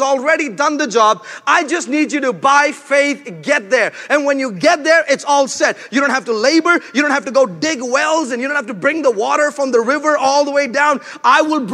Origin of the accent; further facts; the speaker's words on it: India; moved away; I'm from India